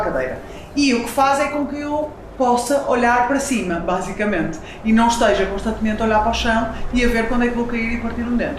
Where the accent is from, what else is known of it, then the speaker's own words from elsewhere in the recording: Porto, Norte, Portugal; tenho 33 anos, sou do Porto